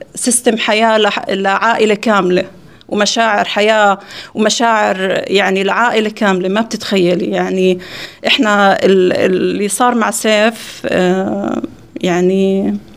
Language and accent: Arabic; Jordan; أنا طبعا من الأردن